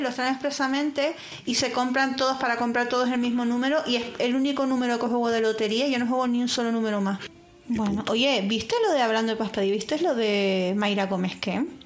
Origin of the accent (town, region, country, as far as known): Canary Islands, Spain; moved away